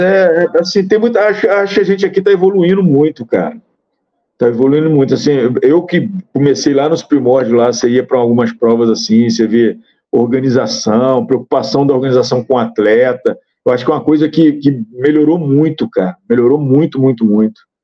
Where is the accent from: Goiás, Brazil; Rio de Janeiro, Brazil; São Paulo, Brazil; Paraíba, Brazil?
Rio de Janeiro, Brazil; eu sou do Estado